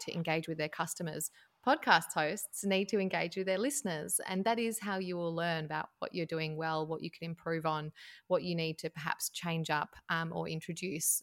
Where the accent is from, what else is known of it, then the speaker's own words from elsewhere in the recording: Tasmania, Australia; moved away as an adult; also born or lived in Melbourne, Victoria, Australia; I am from Tasmania, right down the bottom of Australia